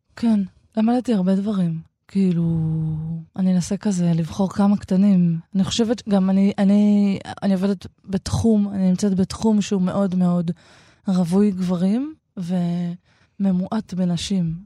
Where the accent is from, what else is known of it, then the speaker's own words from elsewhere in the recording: Shoham, Central District, Israel; לזו שאני גדלתי בה חלק מחיי